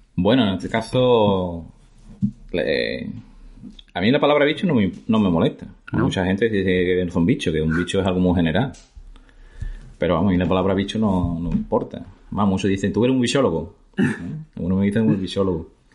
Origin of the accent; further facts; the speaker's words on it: La Barca de la Florida, Andalusia, Spain; soy de la Barca de la Florida, que es un pueblo muy bonito, en la campiña de Jerez, en Cádiz. No, yo nací aquí, la verdad que viví, nací y viví en un pueblo